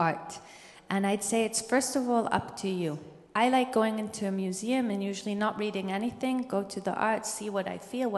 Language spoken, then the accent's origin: English; Israel; growing up in Israel